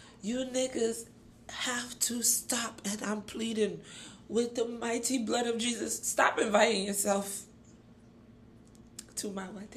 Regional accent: Nigeria; as a Nigerian

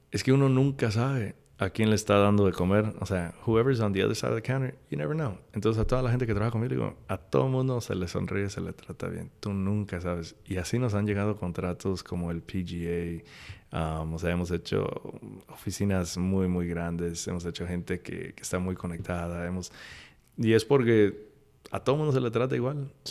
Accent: Córdoba, Veracruz, Mexico; O sea, en, en México nosotros somos de Córdoba, del puerto, y, y somos mucho de pues cosas criolas.

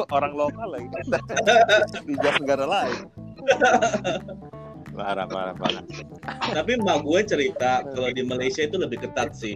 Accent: Indonesia; moved away as an adult; now in Bangladesh; mereka nanya lu dari mana dari Indonesia mereka seneng banget selalu nanya ah oh, are you muslim gua Iya, iya.

